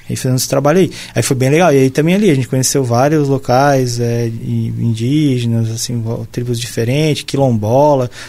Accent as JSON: {"language": "Portuguese", "region": "South Region", "country": "Brazil", "accent": "cantado", "said": "eu sou assim mais branquelo e tal, o pessoal uhum. acha que uhum. até sou de fora, né? E a gente fala diferente aqui, né? A gente fala mais Agora, cantadinho ah, e mais Cantado. É, aí eles estranham, ah, tu é lá do sul, né?"}